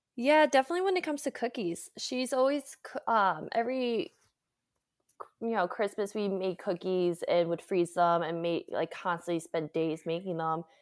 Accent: Connecticut, United States; moved away as an adult; also born or lived in Hyde Park, New York; now in San Francisco, United States; I grew up in Connecticut originally

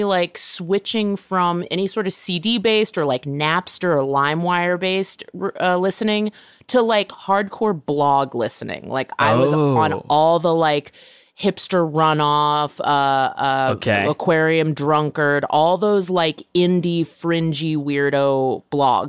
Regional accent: Bay Area, California, United States; I grew up in the Bay Area

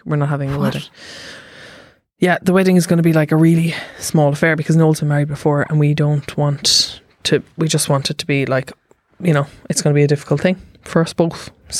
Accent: Cork, Munster, Ireland; Because I'm from Cork.

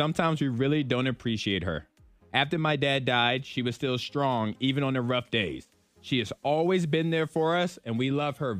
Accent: Chatham, Virginia, United States; I've probably driven through that area multiple times with me growing up in Chatham.

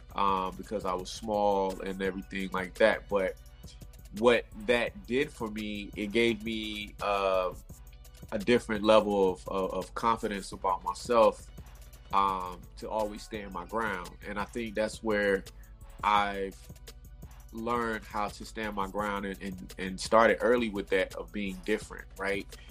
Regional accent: Raleigh, North Carolina, United States; moved away as an adult; now in Los Angeles, United States; I'm originally from North Raleigh, North Carolina, Raleigh Durham, North Carolina. Um, I um, I grew up out there

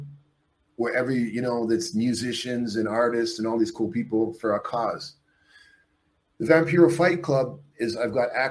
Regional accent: Canada; also born or lived in Mexico; I'm a Canadian who left Mexico. I'm a Mexican citizen.

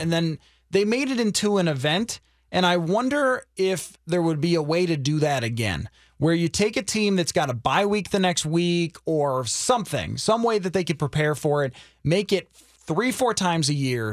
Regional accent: the East, East Coast, United States; moved away; was growing up on the East

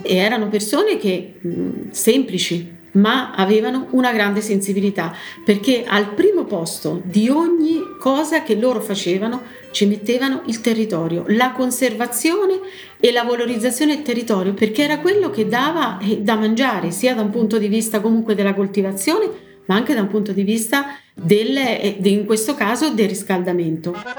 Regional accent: Braccano, Marche, Italy; Sono di Braccano, la mia origine è proprio di Braccano

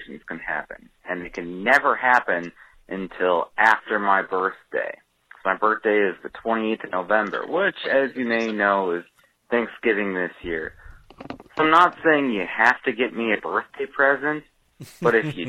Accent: Minnesota, United States; I'm from Minnesota

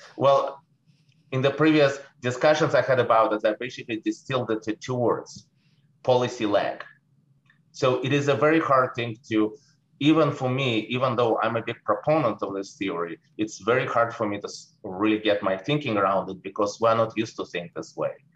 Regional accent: Saint Petersburg, Russia; English is a second language; moved away as an adult; now in United States; people probably can tell that I'm speaking with an accent. I was born in St. Petersburg in the former Soviet Union. I came to America in 89.

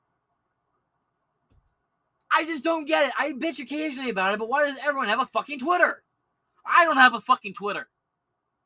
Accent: Michigan, United States; I'm from Michigan.

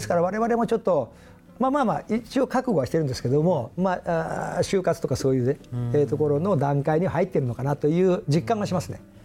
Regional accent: Miyazaki, Japan; moved away as an adult; now in Tokyo, Japan; あの宮崎です

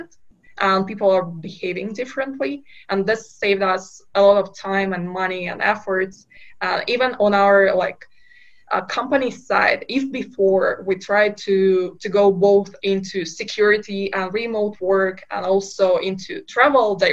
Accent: Kazakhstan; moved away; I'm originally from Kazakhstan, from a very small town in Kazakhstan

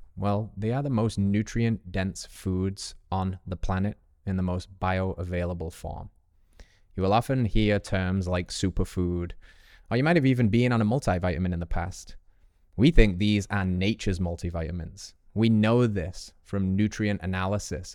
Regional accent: England, United Kingdom; moved away; as an English boy

